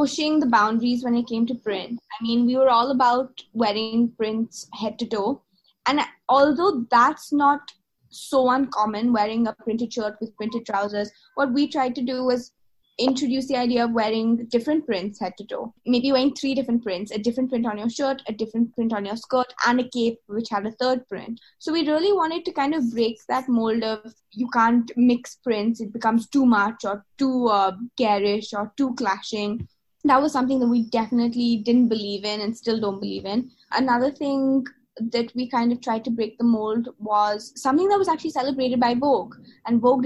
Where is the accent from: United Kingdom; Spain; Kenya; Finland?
United Kingdom; England; moved away as an adult; now in India; I'm from England